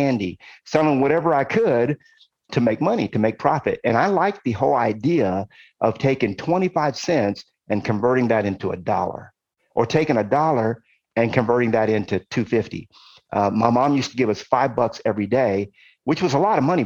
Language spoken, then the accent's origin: English; Compton, California, United States; also born or lived in Brooklyn, New York / Ohio; we ended up moving to California. Why? Because my uncle was in California and my mom wanted to be close to her brother. And so my mom found the cheapest place she could find in California. It was a tiny little city in Los Angeles called Compton